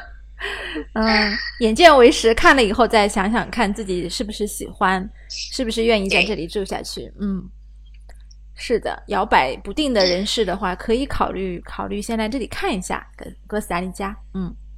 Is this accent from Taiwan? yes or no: no; China; 我们中国人